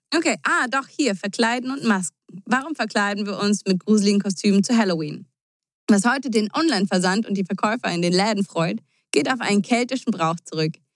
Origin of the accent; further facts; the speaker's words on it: Germany; bei uns in Deutschland